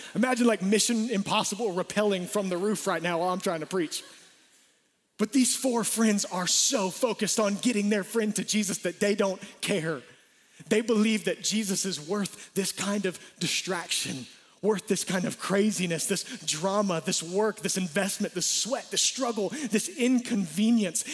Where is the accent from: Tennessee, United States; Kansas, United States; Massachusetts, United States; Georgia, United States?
Georgia, United States; Atlanta; We grew up in Atlanta.